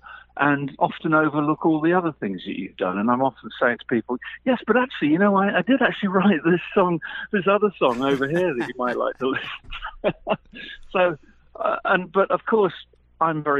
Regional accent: the Midlands, England, United Kingdom; I was born in the Midlands in England, which is sort of 120 miles above London

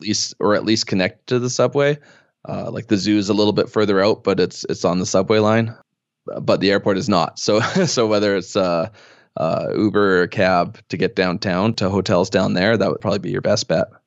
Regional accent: Edmonton, Alberta, Canada; moved away as an adult; now in Calgary, Canada; I had lived in Edmonton most of my life, or at least in the area.

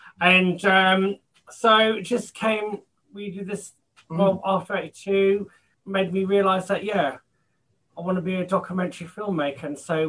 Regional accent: London, United Kingdom; I'm London born and bred

